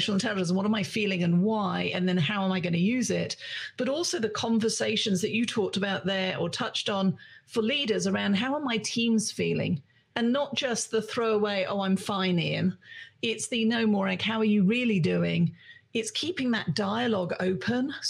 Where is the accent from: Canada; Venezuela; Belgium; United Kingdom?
United Kingdom; I'm British